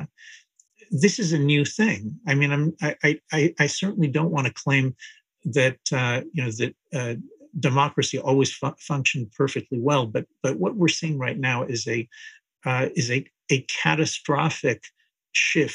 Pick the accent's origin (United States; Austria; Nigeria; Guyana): United States; New Jersey; also born or lived in Israel; when I was growing up in New Jersey, I was born in Israel, but I grew up in the United States